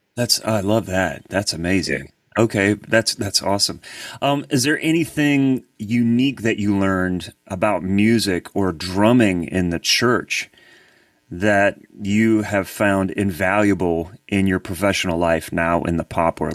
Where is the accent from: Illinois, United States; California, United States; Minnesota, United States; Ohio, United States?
Ohio, United States; Columbus; now in Nashville, United States; I've been here for 23 years, but I'm I'm originally from Columbus, Ohio